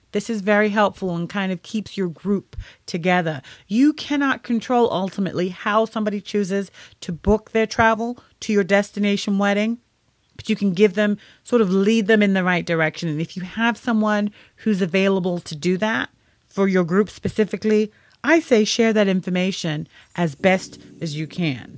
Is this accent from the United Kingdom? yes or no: yes; United Kingdom; now in United States; I'm originally from the United Kingdom, and being here in the U S